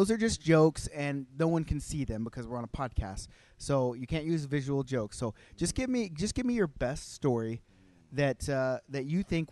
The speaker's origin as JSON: {"language": "English", "country": "United States", "moved": "yes", "lives_now": "Calgary, Canada", "said": "I'm American, but I live in Canada"}